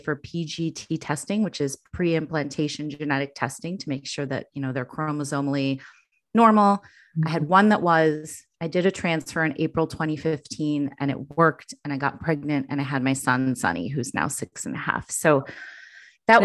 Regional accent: Chicago, Illinois, United States; moved away as an adult; now in New York, United States; We had moved here from Chicago, my hometown

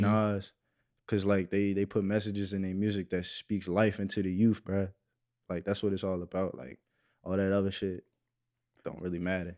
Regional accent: Waldorf, Maryland, United States; I'm from Waldorf, Maryland

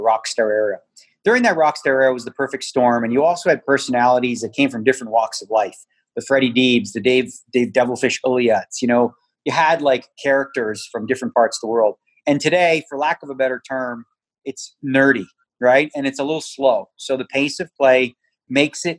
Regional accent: Toronto, Ontario, Canada; now in Las Vegas, United States; I grew up in Toronto

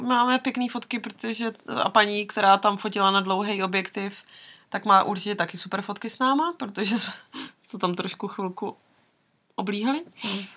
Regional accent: Czechia; Z Česka

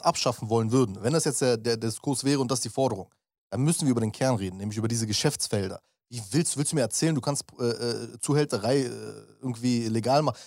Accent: Berlin, Germany; ich bin Berliner

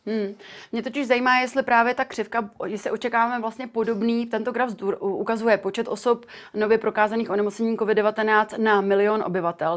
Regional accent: Czechia; u nás v Čechách

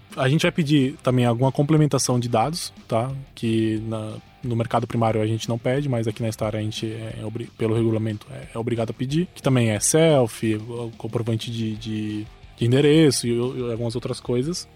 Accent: interior of São Paulo, Brazil; eu sou do interior de São Paulo

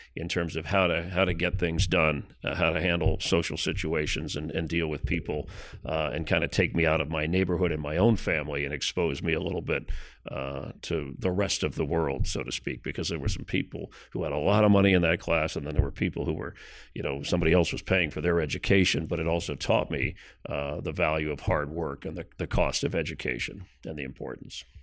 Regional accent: Miami, Florida, United States; moved away as an adult; in my hometown had my dream job

